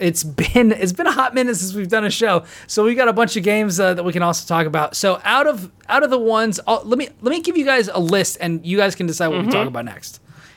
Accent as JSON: {"language": "English", "region": "California", "country": "United States", "said": "I don't know. I'm a Californian, so I wouldn't be able to tell you about that."}